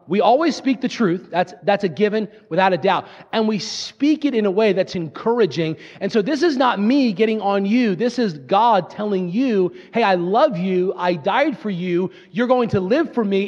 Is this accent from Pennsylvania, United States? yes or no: yes; Fairless Hills, Pennsylvania, United States; I'm from Fairless Hills, Pennsylvania